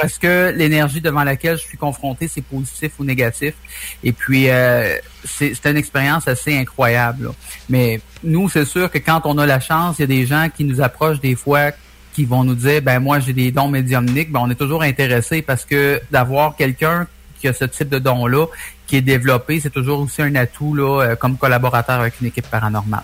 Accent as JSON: {"language": "French", "town": "Trois-Rivières", "region": "Quebec", "country": "Canada", "said": "on est de Trois-Rivières."}